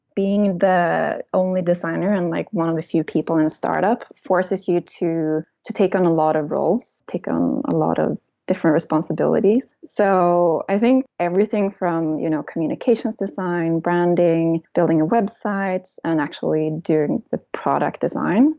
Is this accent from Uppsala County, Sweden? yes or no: no; small town outside Gothenburg, Västra Götaland, Sweden; English is a second language; moved away; also born or lived in Germany; I'm from Sweden, as you can probably tell, from a very small town in the countryside outside of Gothenburg on the west coast in Sweden.